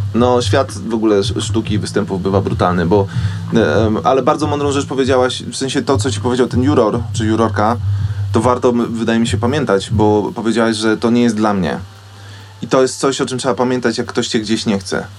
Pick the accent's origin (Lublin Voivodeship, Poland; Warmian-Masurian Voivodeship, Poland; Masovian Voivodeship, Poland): Masovian Voivodeship, Poland; Wołomin; ja jestem z Wołomina pod Warszawą